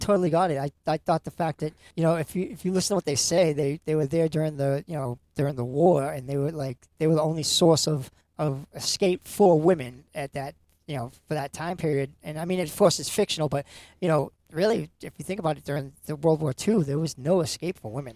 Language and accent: English; Lynn, Massachusetts, United States; I grew up in Lynn, Salem area